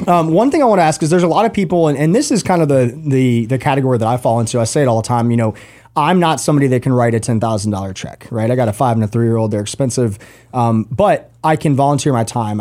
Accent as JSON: {"language": "English", "town": "Roswell", "region": "Georgia", "country": "United States", "tie": "born or raised there", "said": "I grew up in Roswell"}